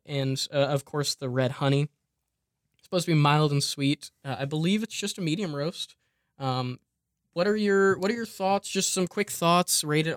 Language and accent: English; near Champaign, Illinois, United States; now in Kentucky, United States; near my hometown, local to like around Champaign, Illinois.